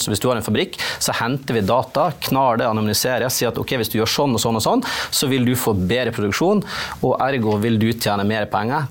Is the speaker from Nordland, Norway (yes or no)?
yes; Nordland, Norway; der jeg kommer fra, i Øyfjellet, der har du en svær vindpark